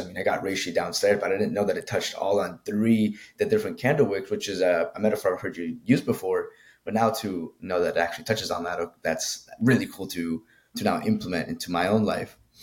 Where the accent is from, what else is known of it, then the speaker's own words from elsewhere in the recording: Colombia; now in United States; I grew up in Colombia, South America. So, like, for me, it was very different when I came into the States